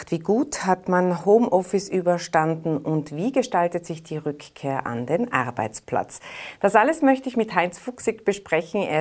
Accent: Tyrol, Austria; Jetzt äh, sind wir Tiroler ja seitens äh, der ÖVP mit zwei neuen Posten in der Regierung vertreten.

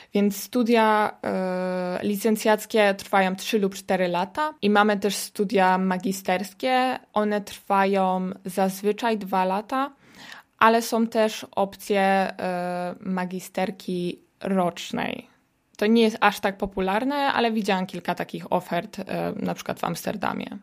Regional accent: Poland; moved away as an adult; now in Netherlands; jestem tylko ja z Polski

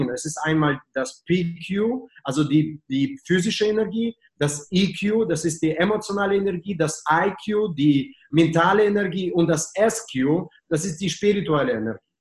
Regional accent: Germany; Ja, ich als Deutsche mit sehr guten Russischkenntnissen verstehe dein Deutsch, okay?

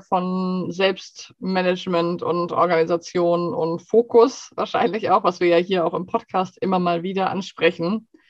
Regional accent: Germany; now in Sweden; wir als Deutsche

